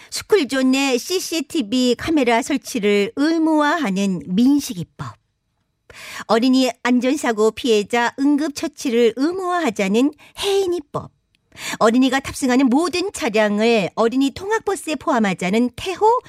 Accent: Seoul, South Korea; 나는 왜 고향이 서울일까? 나도 이럴 줄 알았으면 지방에서 태어났을 것을.

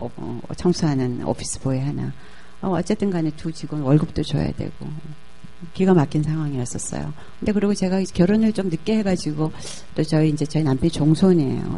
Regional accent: South Korea; moved away as an adult; also born or lived in Indonesia; 저는 뭐 한국 여자가 인도네시아에서 왔다 그러지 뭐

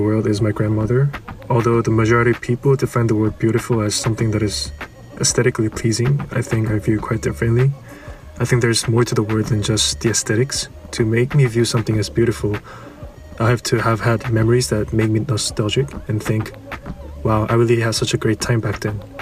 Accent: Seoul, South Korea; I am from Seoul, South Korea.

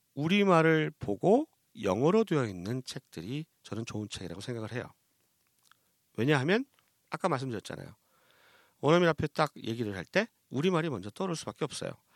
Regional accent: South Korea

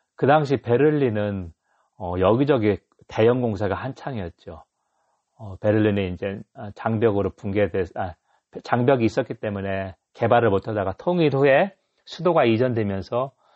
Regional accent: Dangjin, South Chungcheong, South Korea; also born or lived in Hayang, Gyeongsan; now in Gyeongsan, South Korea; 저는 충남 당진 사람이어서 옛날 시골에서는 외국인 보기가 진짜 힘들었는데

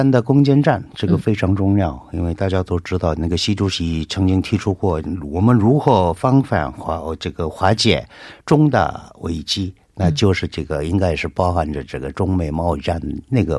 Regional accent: South Korea; Chinese is a second language; 我那个在韩国土生长大的啊，那今天头一次看到这个这么严重的情况

